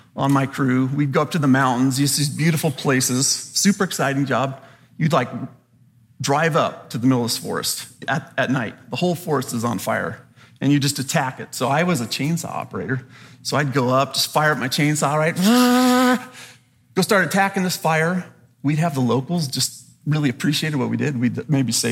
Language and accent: English; Southern California, United States; I grew up in Southern California